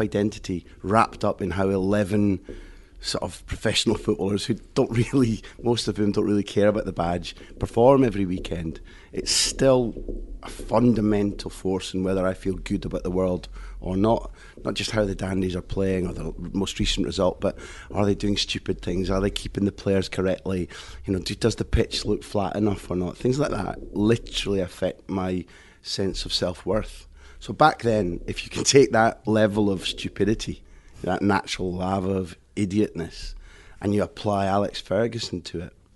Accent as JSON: {"language": "English", "town": "Aberdeen", "region": "Scotland", "country": "United Kingdom", "tie": "born or raised there", "moved": "as an adult", "lives_now": "Spain", "said": "growing up in Aberdeen um, had been just the same as anybody's normal childhood"}